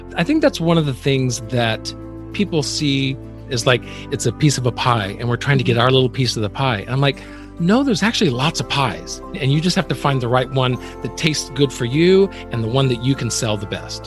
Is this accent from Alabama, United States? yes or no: yes; Alabama, United States; I'm from the South as well, being from Alabama